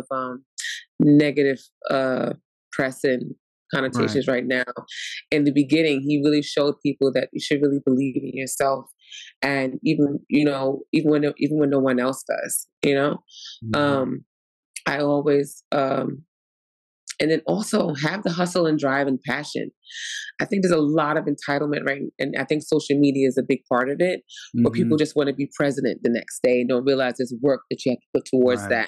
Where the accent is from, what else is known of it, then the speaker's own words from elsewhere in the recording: New York City, New York, United States; accent: New York; I'm born and raised in Brooklyn, New York